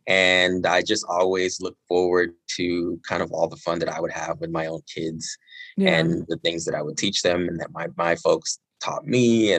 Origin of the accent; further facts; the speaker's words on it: United Kingdom; born there; Both my mom and dad were born and raised in Nigeria, and they got married in the UK in the early 80s. And shortly after they got married, I was born.